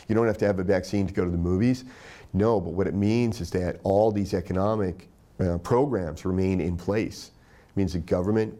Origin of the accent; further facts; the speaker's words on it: Tennessee, United States; I grew up in Tennessee